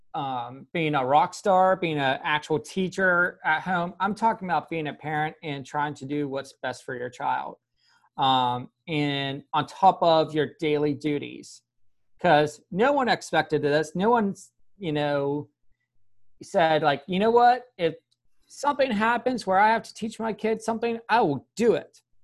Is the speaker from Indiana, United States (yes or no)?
no; Pennsylvania, United States; now in the South, United States; I grew up in Pennsylvania and moving down south, I'm officially allowed to say y'all